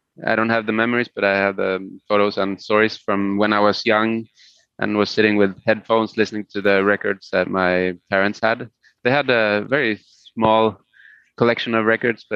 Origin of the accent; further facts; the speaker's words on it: Sweden; first language Spanish; English is a second language; Swedish is my main language that I always lived in Sweden.